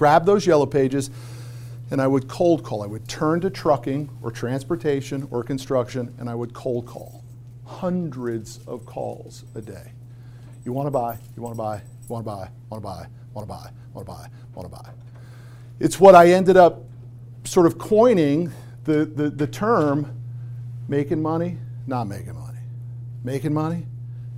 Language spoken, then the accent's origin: English; Connecticut, United States; I grew up in Connecticut